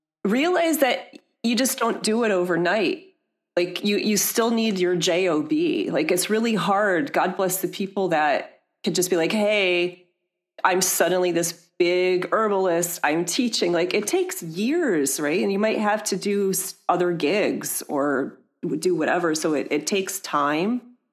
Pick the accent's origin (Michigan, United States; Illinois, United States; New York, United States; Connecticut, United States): Michigan, United States; And again, I mentioned I'm from Michigan. I was able to visit my parents.